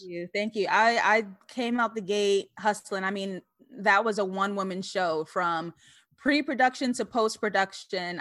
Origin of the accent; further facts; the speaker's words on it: New York City, New York, United States; also born or lived in Harlem / Brooklyn; I grew up in East Elmhurst, Queens, New York.